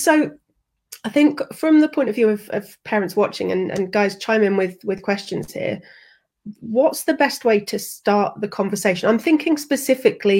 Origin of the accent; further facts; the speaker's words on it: United Kingdom; I'm very British